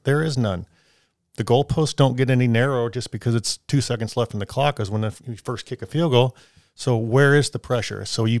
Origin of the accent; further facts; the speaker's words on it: Illinois, United States; you know, I grew up in Illinois, and we had a soccer goal in our set.